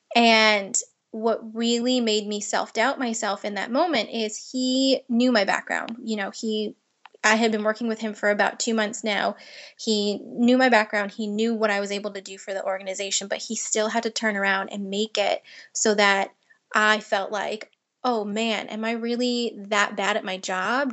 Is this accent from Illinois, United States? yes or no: no; Long Island, New York, United States; I grew up in Long Island, New York